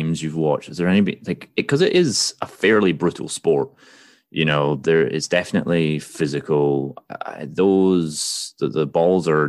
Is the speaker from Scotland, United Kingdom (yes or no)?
yes; Scotland, United Kingdom; now in United States; being Scotsman living in America